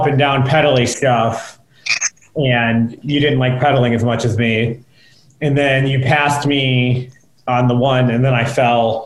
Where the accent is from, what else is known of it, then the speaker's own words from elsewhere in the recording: United States; I'm American